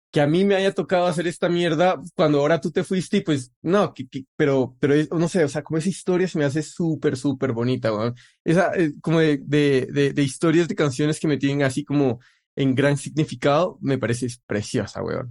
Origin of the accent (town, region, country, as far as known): Colombia